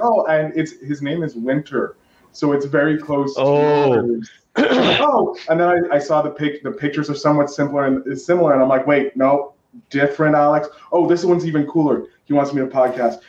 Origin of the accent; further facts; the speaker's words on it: Canada; I'm Canadian